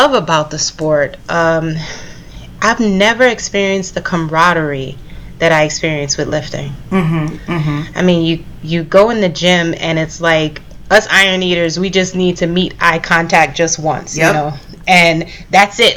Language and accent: English; New York City, New York, United States; I'm a Brooklyn girl, heart and soul, native New Yorker. I'm from Brooklyn, East Flatbush.